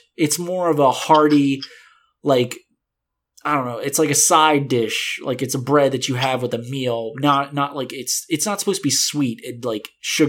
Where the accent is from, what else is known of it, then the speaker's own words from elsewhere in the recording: the South, United States; See, I grew up in the South, right?